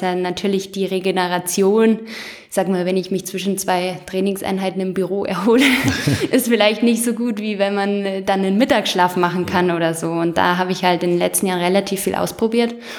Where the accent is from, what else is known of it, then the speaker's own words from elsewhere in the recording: Bavaria, Germany; heißt es bei uns in Bayern